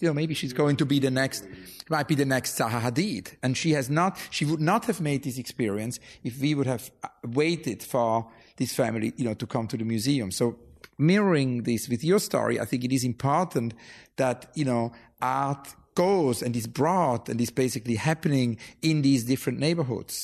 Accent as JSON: {"language": "English", "region": "near St. Gallen", "country": "Switzerland", "tie": "born or raised there", "said": "when I grew up in Switzerland"}